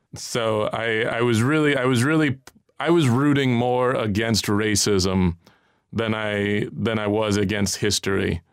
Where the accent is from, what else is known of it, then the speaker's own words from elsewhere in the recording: United States; I feel a little inferior as an American